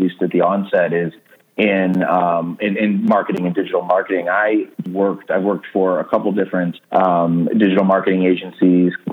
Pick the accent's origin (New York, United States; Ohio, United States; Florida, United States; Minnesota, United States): Ohio, United States; Cleveland; I've lived in Cleveland just about my whole life